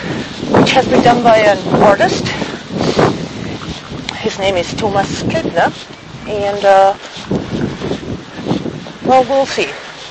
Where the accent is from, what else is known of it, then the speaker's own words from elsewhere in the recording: Schweinfurt, Bavaria, Germany; in my hometown actually, I mean, I grew up with American military as well, because we had two camps in my hometown, Schweinfurt